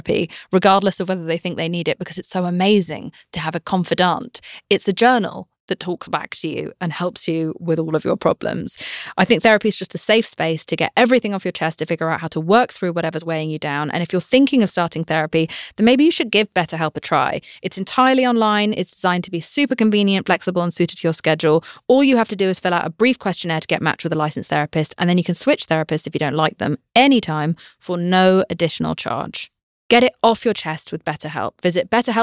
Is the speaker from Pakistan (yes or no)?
no; United Kingdom; I'm British